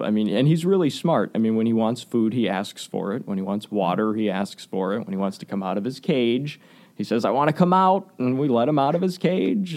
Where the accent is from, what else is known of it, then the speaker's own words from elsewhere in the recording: Waukesha, Wisconsin, United States; I grew up in Waukesha. Uh, went to Waukesha West High School